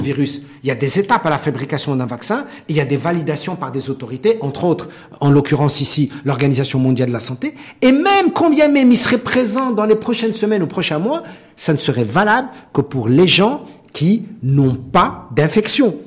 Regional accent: Morocco; en tant que Marocain

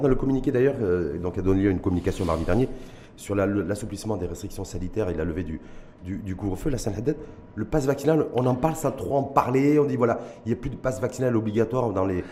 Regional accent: Morocco; chez nous, au Maroc

